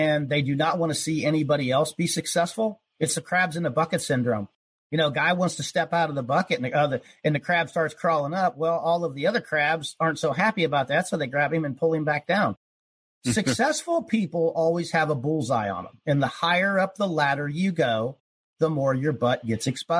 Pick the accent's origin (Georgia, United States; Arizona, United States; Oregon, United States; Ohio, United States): Ohio, United States; I was born in Ohio, you know, spent a lot of time in the country, in the woods, and fishing and hunting